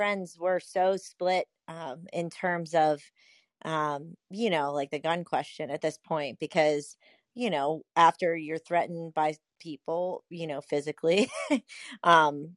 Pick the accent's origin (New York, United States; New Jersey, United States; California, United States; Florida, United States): New Jersey, United States; Atlantic City; I'm from Atlantic City